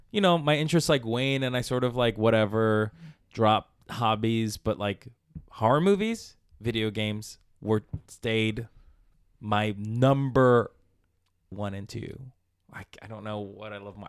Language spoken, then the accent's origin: English; Palmira, Valle del Cauca, Colombia; moved away; I was born in Colombia, in South America, in a village, Palmira, Colombia, Valle de Cauca